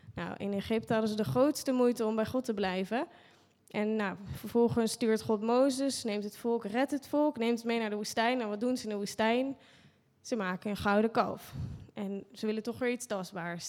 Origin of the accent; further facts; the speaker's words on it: Netherlands; als Nederlanders